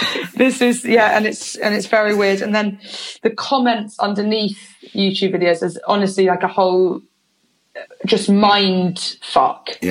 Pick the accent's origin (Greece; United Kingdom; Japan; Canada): United Kingdom; Oxford, South East England; moved away as an adult; also born or lived in London / Bristol; I grew up half in London, half in Oxford